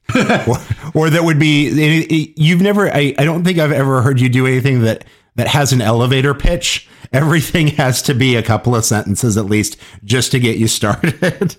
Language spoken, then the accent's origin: English; Kansas, United States; places in Kansas or, or, or my part of the Midwest that I grew up around